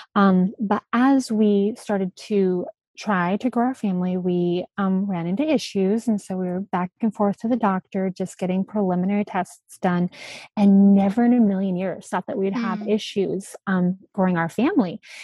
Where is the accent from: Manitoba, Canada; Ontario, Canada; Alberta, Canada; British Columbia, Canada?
Alberta, Canada; moved away as an adult; also born or lived in Virginia Beach; I grew up in Alberta, Canada, and um, we were right at the base of the mountains